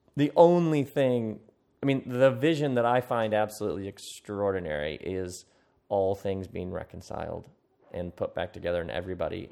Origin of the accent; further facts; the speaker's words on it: Okemos, Michigan, United States; I come from Okemos, Michigan.